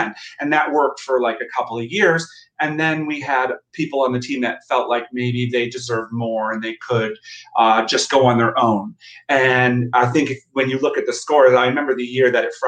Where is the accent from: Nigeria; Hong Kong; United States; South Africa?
United States; Plattsburgh, New York; I'm from Plattsburgh, and you know, Rochester and Plattsburgh are like 6 hours, 7 hours apart.